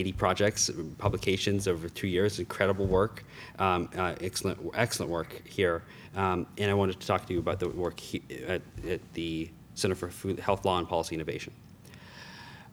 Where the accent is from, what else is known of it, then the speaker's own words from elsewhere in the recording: Myrtle Beach, South Carolina, United States; moved away; also born or lived in Charlotte, North Carolina; I am a native of Myrtle Beach, South Carolina. I was born in Charlotte, so I've grown up here in the Carolinas.